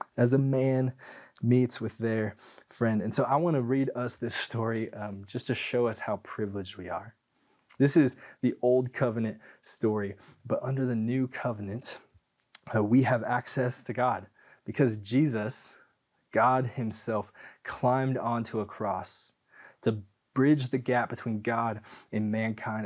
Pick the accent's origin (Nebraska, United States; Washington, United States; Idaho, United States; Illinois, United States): Washington, United States; Tacoma; I grew up in Tacoma, Washington